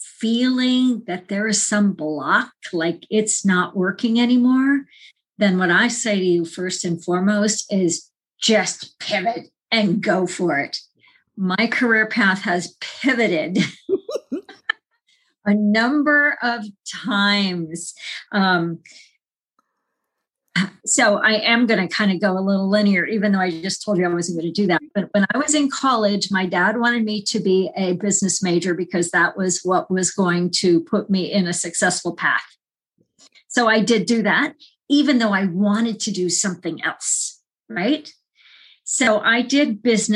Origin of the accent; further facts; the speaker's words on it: Phoenix, Arizona, United States; moved away as an adult; also born or lived in Colorado / California / Vermont; I'm a woman from Phoenix